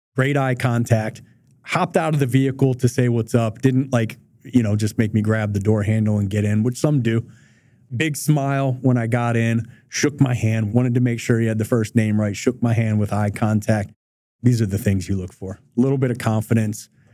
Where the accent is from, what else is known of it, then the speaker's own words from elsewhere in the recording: Detroit, Michigan, United States; I grew up in Southwest Detroit. I went to a Detroit public high schools.